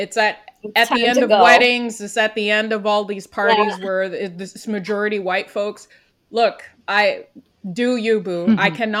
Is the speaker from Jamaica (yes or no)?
no; Quebec, Canada; I am from Quebec, her home province, her home nation.